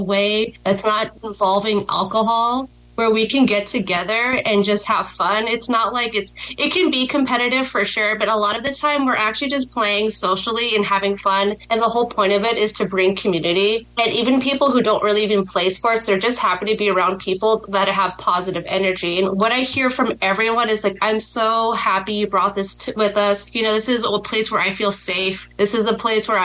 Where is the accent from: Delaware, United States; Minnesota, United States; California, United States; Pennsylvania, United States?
California, United States; Los Angeles; moved away as an adult; now in Fresno, United States; Originally, I'm from Los Angeles